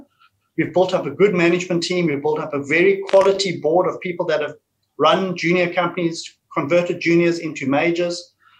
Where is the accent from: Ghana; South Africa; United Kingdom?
South Africa; moved away as an adult; now in Perth, Australia; I'm from South Africa originally, got into the gold mining industry with the South African gold mining industry, moved to Australia and had fun ever since in the industry here.